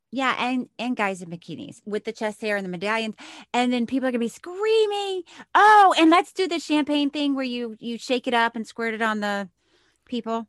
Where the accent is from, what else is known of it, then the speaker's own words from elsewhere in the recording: Miami, Florida, United States; I was born in Miami